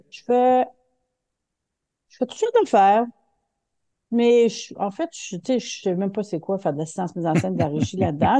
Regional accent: Quebec City, Quebec, Canada; je viens de la ville de Québec

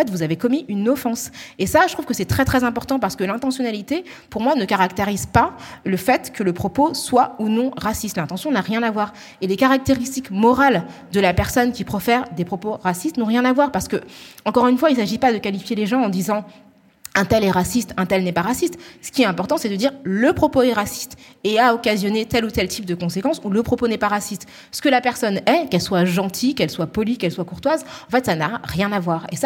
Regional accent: Île-de-France, France; accent: Parisian; ils ne le parlent pas avec notre accent parisien, parce qu'en fait, on n'est que 10 millions de franciliens à avoir cet accent-là. Donc, c'est vrai que nous, on a un accent aussi qui est hyper marqué.

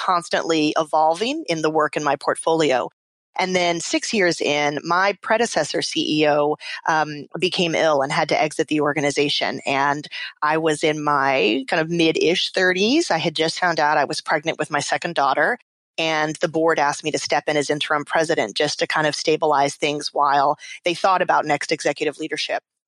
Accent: South Texas, United States; moved away as an adult; also born or lived in Central African Republic / Washington; I grew up in South Texas in a predominantly white middle-class community

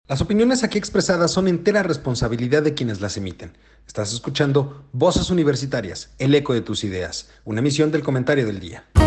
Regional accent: Mexico; como buenos mexicanos

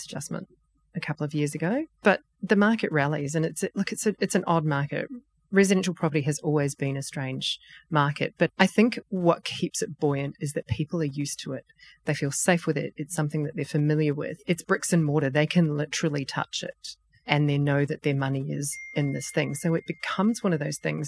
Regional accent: New Zealand; moved away as an adult; now in Australia; being a proud Australian resident, because you can hear that I'm a Kiwi

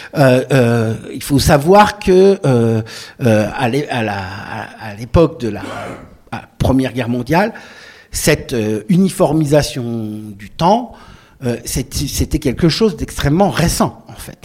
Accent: Lorraine, Grand Est, France; j'ai grandi en Lorraine

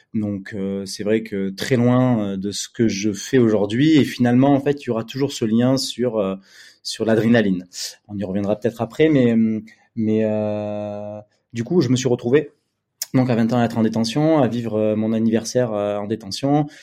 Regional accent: Bordeaux, Nouvelle-Aquitaine, France; also born or lived in Paris; je suis retourné à Bordeaux, ma ville natale

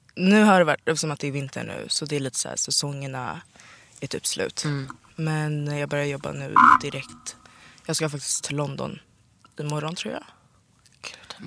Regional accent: Sollentuna, Stockholm County, Sweden; Jag är uppvuxen i Sollentuna

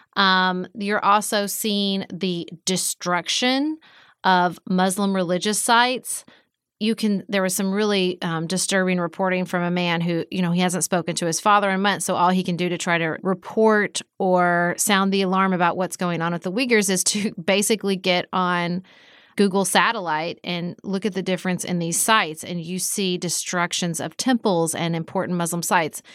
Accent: United States; as an American

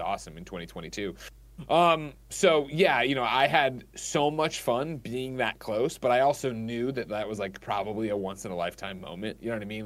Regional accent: Chicago, Illinois, United States; I'm from Chicago

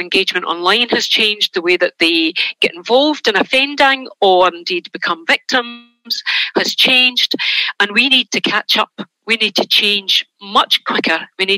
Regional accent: Glasgow, Scotland, United Kingdom; It is, yes. So I'm just outside Glasgow, but Glasgow is a place that I did most of my work.

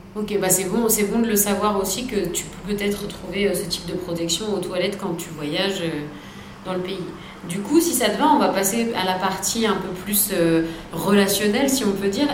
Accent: France; chez nous en France

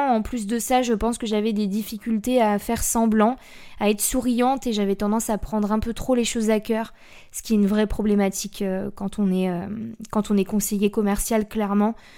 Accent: Blois, Centre-Val de Loire, France; also born or lived in near Chambord; je suis née à Blois, donc Blois c'est dans le 41

